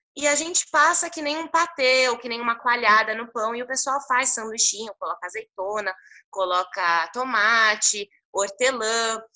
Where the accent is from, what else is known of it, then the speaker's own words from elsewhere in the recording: Brazil; moved away as an adult; now in Lebanon; Eu nasci aqui no Líbano, e fui para o Brasil quando eu tinha apenas um ano